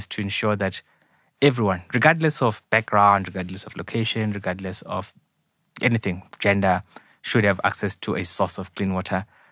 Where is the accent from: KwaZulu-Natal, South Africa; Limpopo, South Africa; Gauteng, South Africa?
Limpopo, South Africa; Venda; I was born in Limpopo, in a township called Shandima, so many, many years ago, to a single mother of 19 at the time, in apartheid South Africa, or in Venda, homeland of Venda